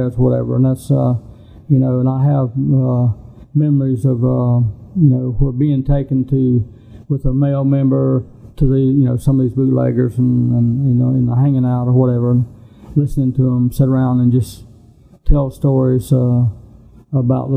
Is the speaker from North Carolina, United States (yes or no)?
yes; Cherokee, North Carolina, United States; growing up on the Rez